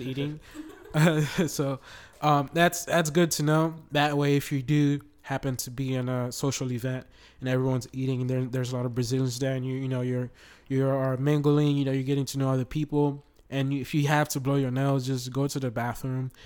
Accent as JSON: {"language": "English", "country": "Haiti", "moved": "yes", "lives_now": "Florida, United States", "said": "I am originally from Haiti. I live in the United States, uh, Florida."}